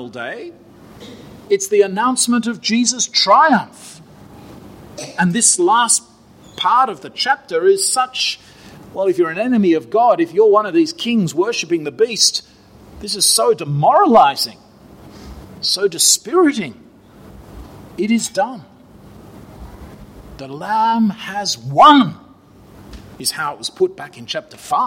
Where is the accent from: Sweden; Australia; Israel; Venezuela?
Australia; moved away; Australia, my home country